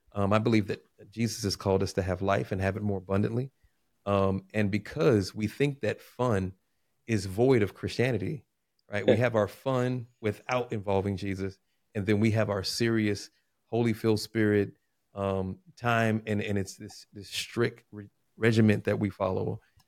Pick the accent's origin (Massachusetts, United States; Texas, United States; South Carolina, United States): Texas, United States; Houston; So, I come from the beautiful state of Texas. Born in Houston, Texas.